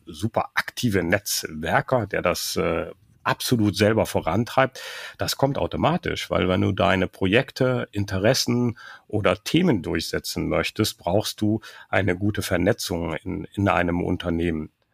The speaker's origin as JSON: {"language": "German", "country": "Germany", "said": "wir Deutschen"}